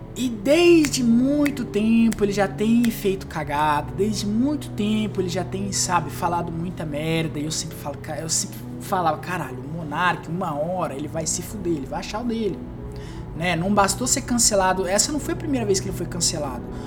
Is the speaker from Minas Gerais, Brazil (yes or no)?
no; Mato Grosso do Sul, Brazil; eu sou do MS